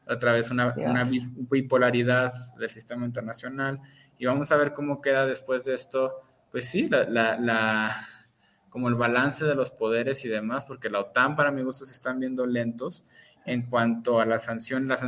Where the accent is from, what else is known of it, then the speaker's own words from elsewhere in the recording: Michoacán, Mexico; Este, soy de Michoacán, ¿qué me va a pasar si...